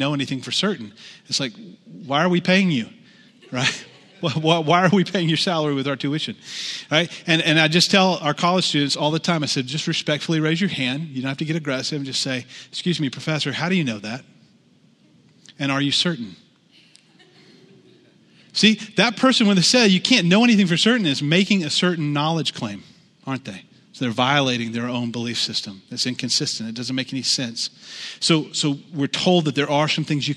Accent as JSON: {"language": "English", "region": "the Bible Belt", "country": "United States", "tie": "born or raised there", "said": "I grew up in the Southern Baptist Church in the Bible Belt"}